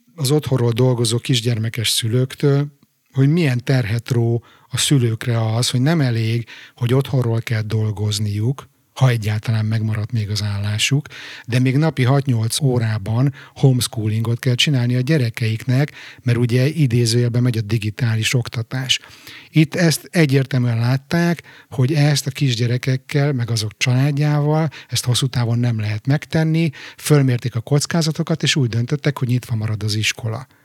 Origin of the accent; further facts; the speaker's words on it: Budapest, Hungary; moved away as an adult; now in Stockholm, Sweden; az újpesti lakótelepet, ahol egyébként én fölnőttem